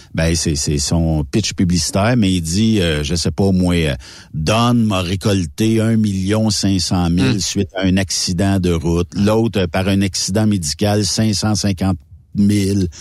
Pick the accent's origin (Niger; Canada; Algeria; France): Canada; moi, je suis Canadien